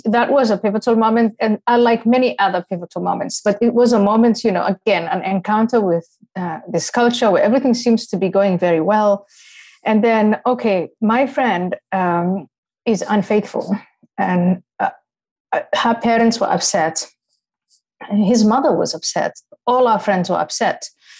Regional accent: Somalia; also born or lived in Ethiopia / Kenya; when I was growing up in Somalia and Ethiopia and Kenya, and you know, all of my Muslim friends, even some of my classmates when we lived in Nairobi

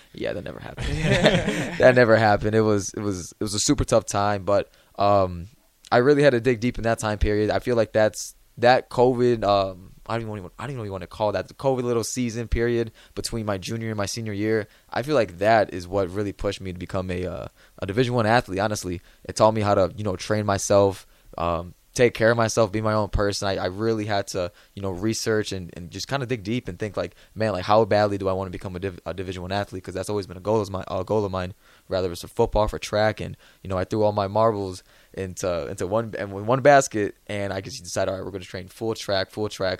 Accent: Illinois, United States; moved away as an adult; now in Nebraska, United States; I'm from Illinois. I, that's where I grew up.

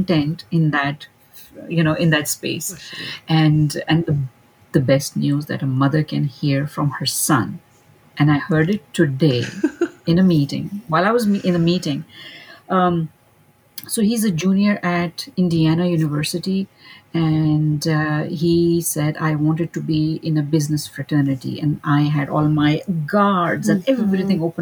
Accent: Pakistan; moved away as an adult; now in Dallas, United States; Originally, I am from Pakistan.

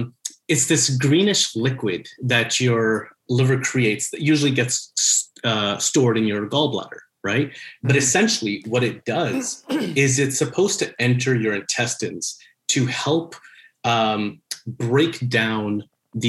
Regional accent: Montreal, Quebec, Canada; I'm born and raised in Montreal.

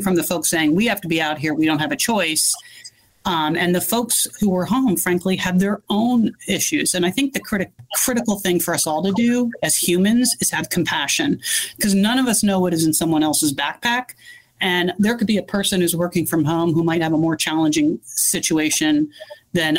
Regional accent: East Coast, United States; moved away as an adult; also born or lived in Northern California; now in California, United States; I'm originally from the East Coast

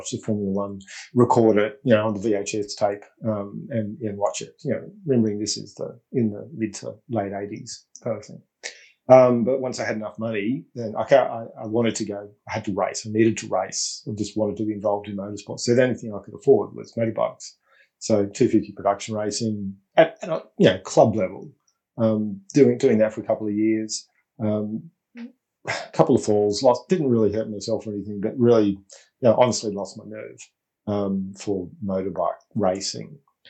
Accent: Melbourne, Victoria, Australia; also born or lived in Brisbane, Queensland; we'd moved to Melbourne, so growing up in East Doncaster

